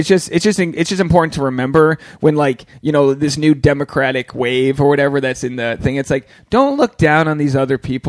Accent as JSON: {"language": "English", "town": "Newport", "region": "Rhode Island", "country": "United States", "said": "And it's like, nah, I'm from Newport, Rhode Island. I'm just like, I'm trying to succeed."}